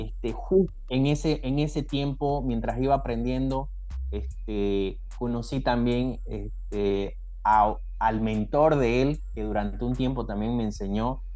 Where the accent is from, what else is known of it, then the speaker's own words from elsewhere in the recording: Santa Cruz de la Sierra, Santa Cruz, Bolivia; en mi ciudad, yo soy de Santa Cruz, este, de la Sierra